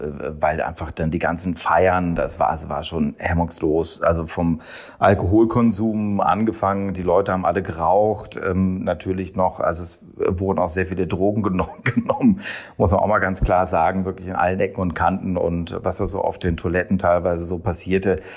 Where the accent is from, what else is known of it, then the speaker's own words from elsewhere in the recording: Hannover, Lower Saxony, Germany; moved away; Ich komme aus Hannover, jetzt nicht so die super glamouröse Stadt